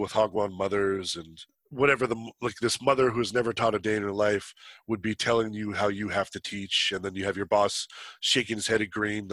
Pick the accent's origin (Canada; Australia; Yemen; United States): Canada; moved away as an adult; also born or lived in South Korea; I'm not American. I'm Canadian